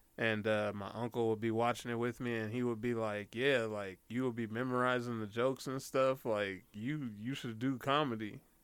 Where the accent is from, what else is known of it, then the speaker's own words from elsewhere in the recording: Denver, Colorado, United States; I'm from Denver. I was living uh, in a certain area called Park Hill.